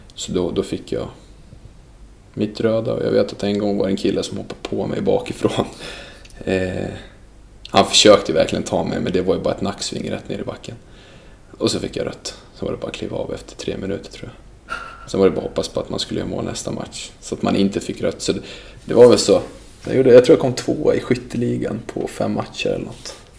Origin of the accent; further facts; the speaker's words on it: Sweden; also born or lived in Dalarna; jag är född i Sverige